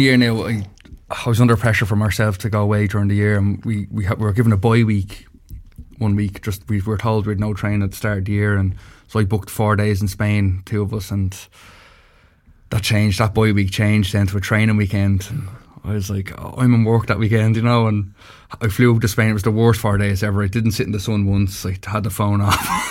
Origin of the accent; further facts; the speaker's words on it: Dublin, Leinster, Ireland; now in Meath, Ireland; I'm from Dublin.